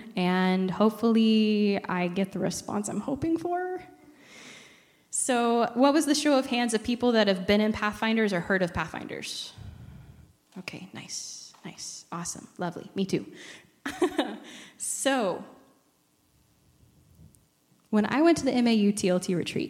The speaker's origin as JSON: {"language": "English", "area": "Iowa-Missouri Conference", "region": "Iowa and Missouri", "country": "United States", "moved": "yes", "said": "I come from the Iowa Missouri Conference, so Camp Heritage is my safe place."}